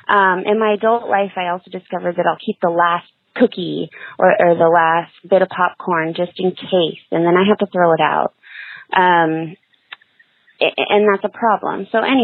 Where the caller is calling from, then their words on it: Selma, California, United States; I'm calling from Selma, California.